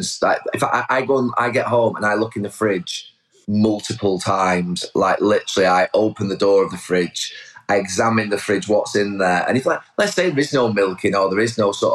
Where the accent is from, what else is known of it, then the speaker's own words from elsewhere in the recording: Bury, North West England, United Kingdom; I'm from Bury. It's where I grew up.